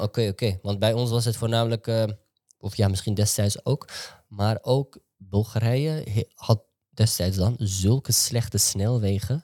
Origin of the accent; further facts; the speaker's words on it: Amsterdam, North Holland, Netherlands; En ik ben gewoon een gozer die in Amsterdam-West is opgegroeid.